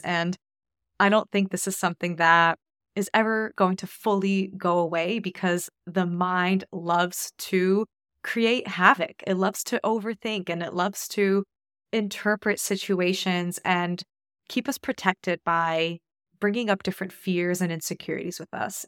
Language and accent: English; United States; moved away as an adult; also born or lived in Australia; now in New Zealand; I'm Polish American